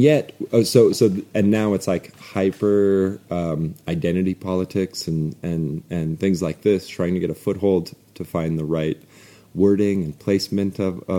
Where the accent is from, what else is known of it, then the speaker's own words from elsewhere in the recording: North Dakota, United States; But we're landlocked, so I'm from North Dakota, Mandan, Hidatsa, Narikara, and Lakota, and Austrian, and Norwegian